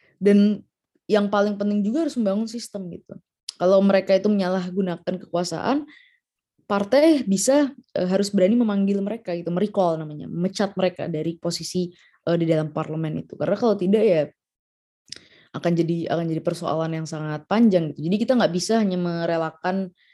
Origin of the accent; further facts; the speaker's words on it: Jakarta, Indonesia; aku ya sebagai orang Jakarta